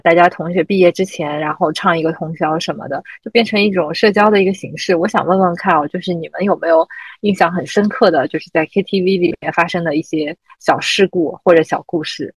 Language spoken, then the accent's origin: Chinese; Shanghai, China; moved away as an adult; 我记得我三十岁生日的时候，当时因为也是不在上海，所以，但是为了生日请大家一起玩儿，所以就特地回到上海